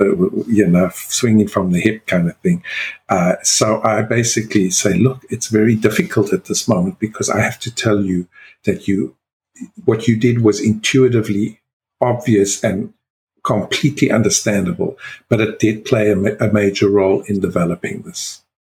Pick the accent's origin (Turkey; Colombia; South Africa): South Africa; being South African born